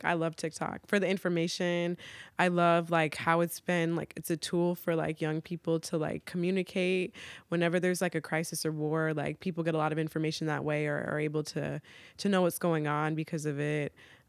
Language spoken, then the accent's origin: English; Virginia, United States; Because I'm like, yo, I'm from Virginia. Like, I never felt at home in New York. Like, I always claimed Virginia.